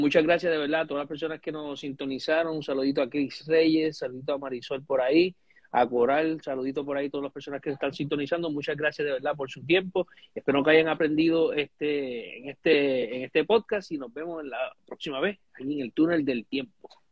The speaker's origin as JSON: {"language": "Spanish", "country": "Puerto Rico", "said": "nosotros como puertorriqueños"}